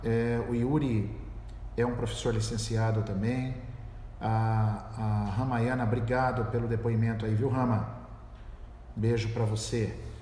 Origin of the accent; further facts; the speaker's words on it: São Paulo, Brazil; Eu sou do estado de São Paulo